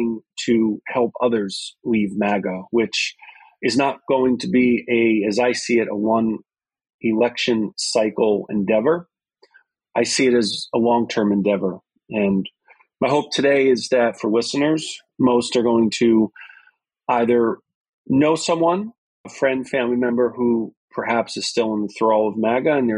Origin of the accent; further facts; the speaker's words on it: New York, United States; as a New Yorker